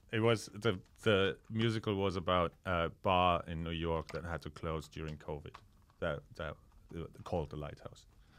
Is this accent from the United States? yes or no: no; Austria; moved away; I'm from Austria.